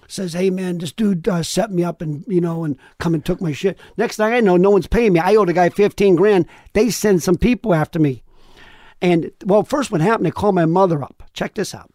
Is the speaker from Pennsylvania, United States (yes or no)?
yes; Sharon, Pennsylvania, United States; moved away; where I grew up in Pennsylvania, they say Golub